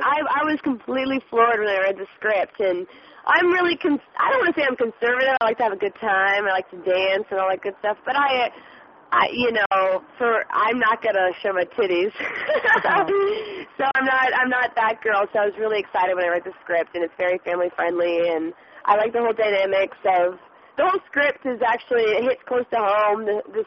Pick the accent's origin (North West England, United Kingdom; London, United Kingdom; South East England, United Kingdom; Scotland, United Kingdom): Scotland, United Kingdom; I mean, we're all Scottish, like my mom and my all my grandparents born and raised Scotland, Aberdeen, and we're just like close-knit family